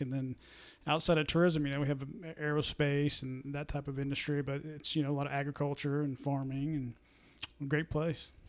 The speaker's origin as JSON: {"language": "English", "area": "Delaware County", "region": "Oklahoma", "country": "United States", "tie": "born or raised there", "said": "my two biggest em-, employers in my hometown"}